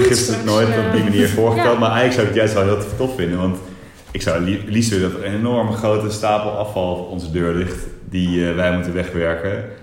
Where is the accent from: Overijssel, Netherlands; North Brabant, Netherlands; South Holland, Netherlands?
North Brabant, Netherlands; Eindhoven; maar ik kom wel uit Eindhoven